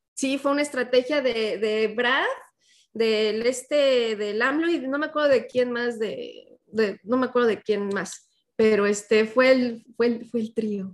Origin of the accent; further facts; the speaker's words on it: Mexico; moved away; cuando salimos ya de México